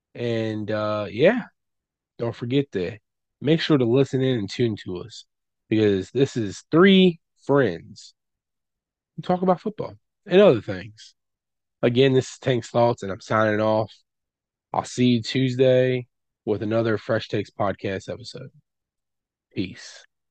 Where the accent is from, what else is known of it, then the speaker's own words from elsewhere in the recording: West Virginia, United States; it's my hometown, not really hometown, but home state college. Yeah, we have West Virginia University